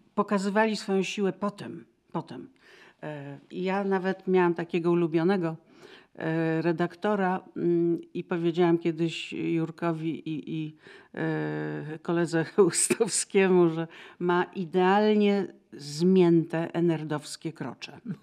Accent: Kraków, Lesser Poland, Poland; moved away; A ja z Krakowa

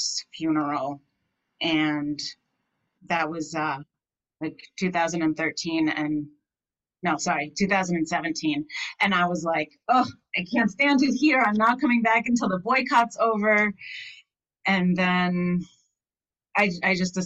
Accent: Amherst, Massachusetts, United States; I grew up in Amherst, Massachusetts

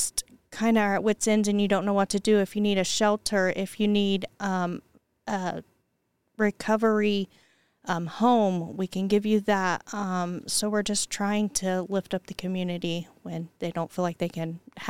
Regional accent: Pendleton, Indiana, United States; also born or lived in Anderson, Indiana; I grew up in Pendleton. And then I had children. Cost of living was obviously lower here in Anderson, so I moved to Anderson.

